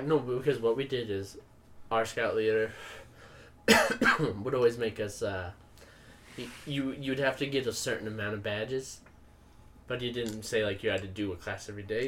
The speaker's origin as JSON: {"language": "English", "region": "Utah", "country": "United States", "said": "I'm from Utah"}